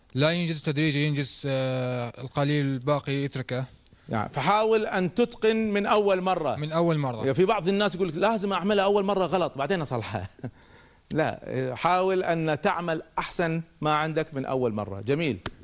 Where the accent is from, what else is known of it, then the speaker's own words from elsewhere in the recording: Kuwait; عندنا في الكويت